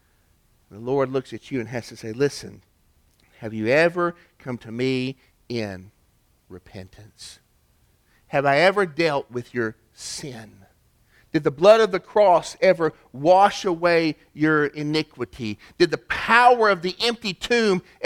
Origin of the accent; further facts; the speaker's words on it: East Ridge, Tennessee, United States; my hometown, East Ridge, Tennessee, as kids